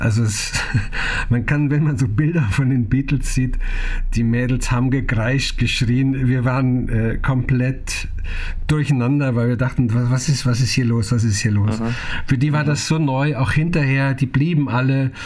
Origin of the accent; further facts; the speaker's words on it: Germany; also born or lived in Naila, Bavaria; ich bin ein, hundertprozentiger Vogtländer. Und zwar meine Mutter kommt aus dem sächsischen Vogtland